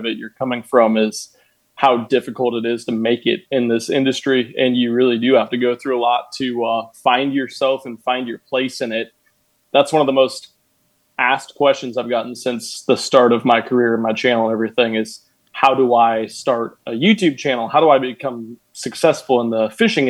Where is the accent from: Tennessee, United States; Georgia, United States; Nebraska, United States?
Nebraska, United States; I'm from Nebraska.